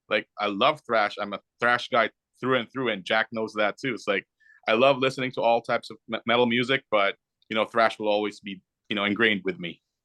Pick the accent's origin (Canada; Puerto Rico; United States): Canada; we're Canadian